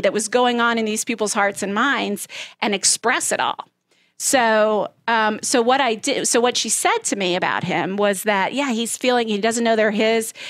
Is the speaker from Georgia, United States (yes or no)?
yes; Southeast Georgia, United States; I grew up in Southeast Georgia